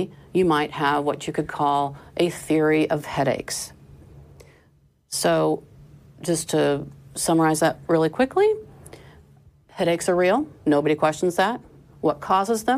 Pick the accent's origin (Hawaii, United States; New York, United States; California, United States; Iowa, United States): Iowa, United States; now in Texas, United States; I was raised in Iowa, where the education system very much emphasized great science